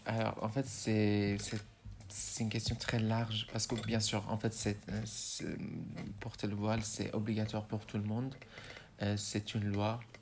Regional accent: Iran; first language Persian; French is a second language; moved away as an adult; also born or lived in Rouen, France; now in France; ma langue natale, c'est le persan

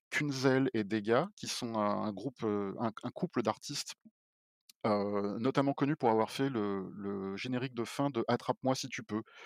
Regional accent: Paris, Île-de-France, France; moved away as an adult; je suis parisien. Donc moi, j'ai vécu toute ma vie à Paris avant

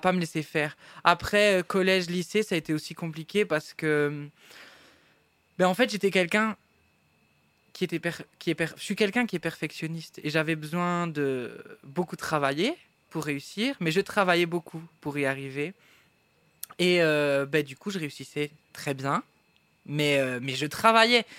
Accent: Baudour, Wallonia, Belgium; also born or lived in Boussu; je suis né à Bossu, mais j'habitais à Beaudour, qui est un petit village euh, pas très loin

